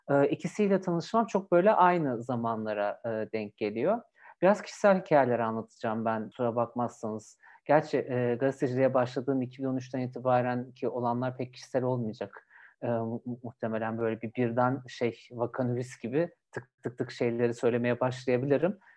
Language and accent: Turkish; Bursa, Turkey; Bursa'da doğdum, büyüdüm.